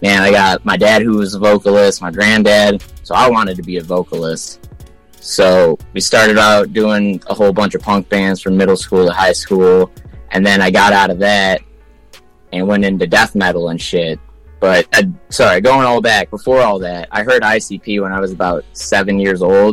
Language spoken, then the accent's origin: English; Michigan, United States; also born or lived in Ann Arbor, Michigan / Westland, Michigan / Canton, Michigan / Plymouth, Michigan; I was born in Ann Arbor, but I lived in Westland, then Canton, then Plymouth, and so I've been all over the place in the Wayne County area. But yeah, Michigan